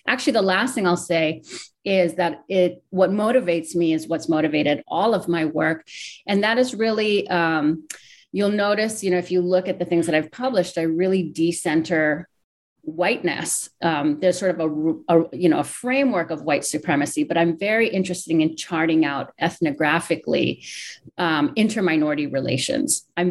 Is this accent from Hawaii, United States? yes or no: yes; Honolulu, Hawaii, United States; moved away as an adult; now in Chicago, United States; I'm speaking with you from Chicago, where I've been for the last 16 years, but I was born and raised in Hawai'i, in Honolulu, Hawai'i. My parents moved there, and then I was born and raised there.